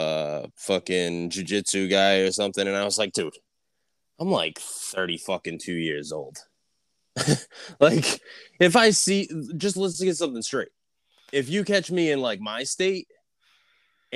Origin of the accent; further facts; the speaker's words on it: New England, United States; I grew up in New England